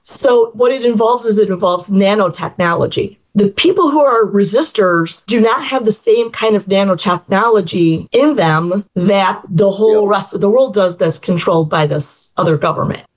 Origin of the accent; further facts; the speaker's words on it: Chicago, Illinois, United States; I was born in the Chicago area, lived in Chicago a couple different times basically grew up in the Chicago suburbs